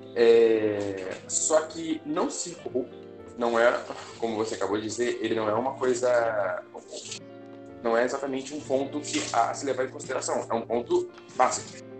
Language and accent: Portuguese; Rio de Janeiro, Brazil; moved away as an adult; also born or lived in Guarapari / Vitória / Espírito Santo; Eu sou nascido, eu sou nascido e criado no Rio de Janeiro